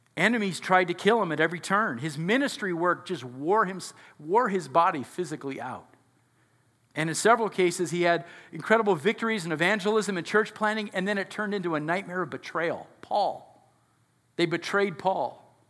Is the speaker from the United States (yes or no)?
yes; United States; we're so American